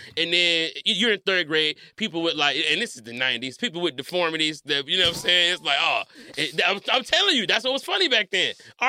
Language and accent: English; Detroit, Michigan, United States; I'm from Detroit. I'm from Detroit, yeah.